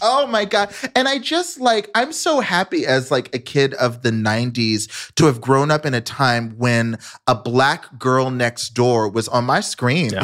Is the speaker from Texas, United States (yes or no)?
yes; Dallas, Texas, United States; I grew up in Dallas, Texas